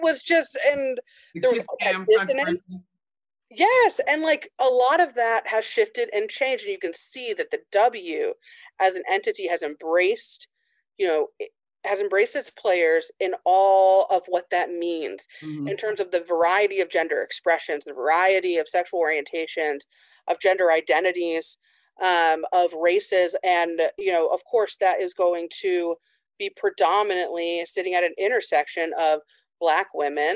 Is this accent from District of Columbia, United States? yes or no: no; Indiana, United States; I grew up in Indiana in a really small town.